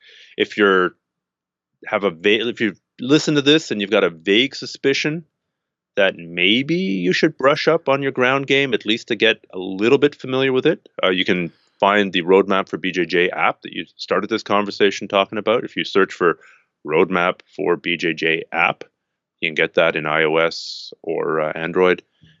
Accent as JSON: {"language": "English", "country": "Canada", "said": "I'm Canadian."}